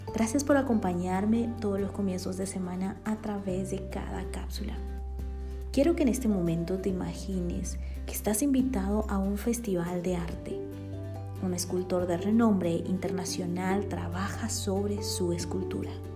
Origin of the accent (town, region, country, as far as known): Bolivia; born or raised there; now in Guatemala